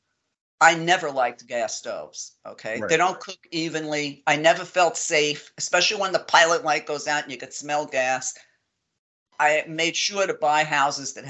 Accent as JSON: {"language": "English", "town": "New York City", "region": "New York", "country": "United States", "tie": "born or raised there", "moved": "yes", "said": "I grew up in Brooklyn, and I grew up very tough in Brooklyn, in a very tough neighborhood"}